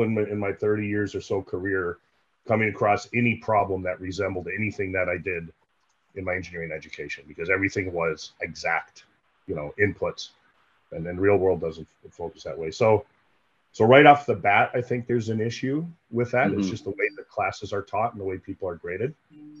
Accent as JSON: {"language": "English", "country": "United States", "moved": "as an adult", "lives_now": "Canada", "said": "I'm an American, but I work in Canada now for the last 13 years"}